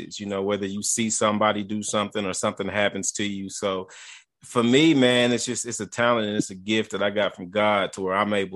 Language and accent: English; Columbia, Tennessee, United States; from a little bitty small town called Columbia, Tennessee